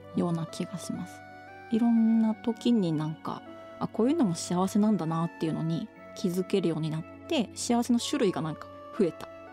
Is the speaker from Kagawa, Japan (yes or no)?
yes; Shikoku, Kagawa, Japan; born or raised there